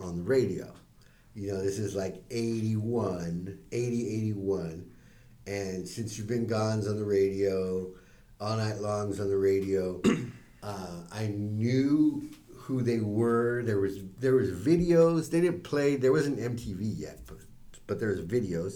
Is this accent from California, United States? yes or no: yes; San Diego, California, United States; growing up in San Diego